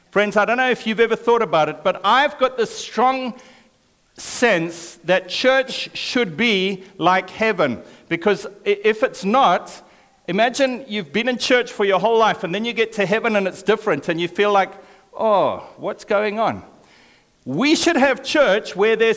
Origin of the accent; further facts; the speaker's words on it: Zimbabwe; I was born in Zimbabwe, which is an African country